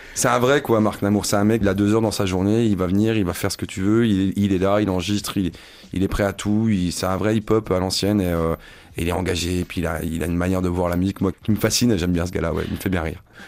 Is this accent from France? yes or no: yes; Besançon, Bourgogne-Franche-Comté, France; je suis originaire de Besançon